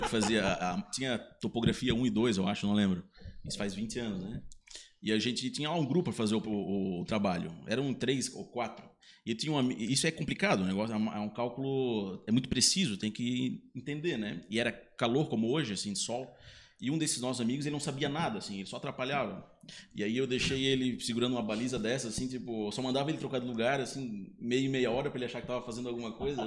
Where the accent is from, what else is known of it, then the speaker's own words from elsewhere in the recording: Blumenau, Santa Catarina, Brazil; eu nasci em Blumenau